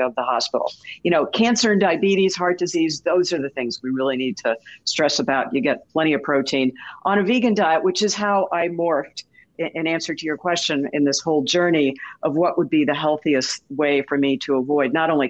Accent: St. Louis, Missouri, United States; I grew up in St. Louis, right next to the best bakery on the planet.

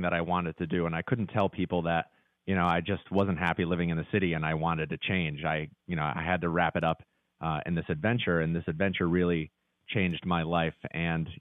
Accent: Connecticut, United States; moved away as an adult; also born or lived in New York City; I grew up in Connecticut, moved to New York City.

